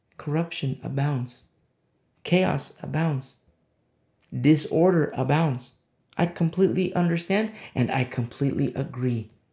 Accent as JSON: {"language": "English", "country": "United States", "said": "I'm speaking as an American citizen."}